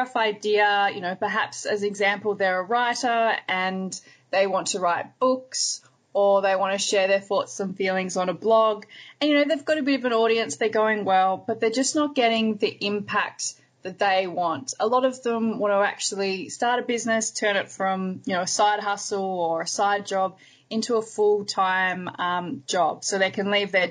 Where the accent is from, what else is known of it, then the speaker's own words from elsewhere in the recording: Hobart, Tasmania, Australia; now in Melbourne, Australia; I also spend a lot of time in my hometown where I was born, which is Hobart in Tasmania in Australia